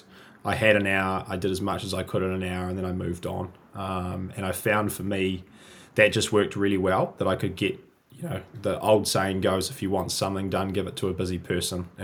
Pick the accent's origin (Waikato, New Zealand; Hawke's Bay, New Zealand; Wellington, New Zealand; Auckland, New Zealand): Auckland, New Zealand; also born or lived in Sydney, Australia; I was born and raised in New Zealand. I was born in Auckland in the big city and have pretty much lived in New Zealand my entire life.